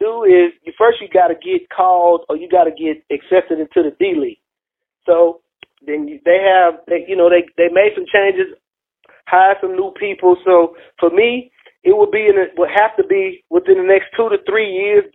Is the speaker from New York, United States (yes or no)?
no; Houston, Texas, United States; I'm from Houston